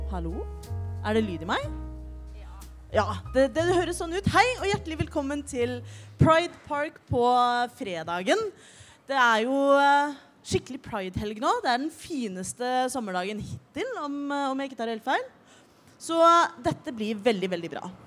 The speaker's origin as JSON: {"language": "Norwegian", "region": "Oslo", "country": "Norway", "said": "Jeg er 29 år gammel. Jeg er fra Oslo."}